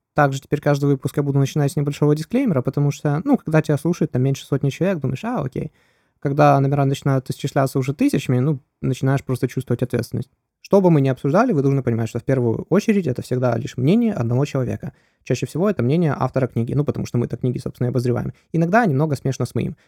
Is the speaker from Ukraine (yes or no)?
yes; Ukraine; я с Украины